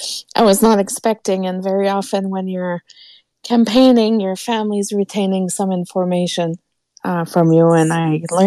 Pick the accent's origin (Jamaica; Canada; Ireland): Canada; Quebec; moved away; Nate, I'm from Quebec. We don't celebrate Thanksgiving.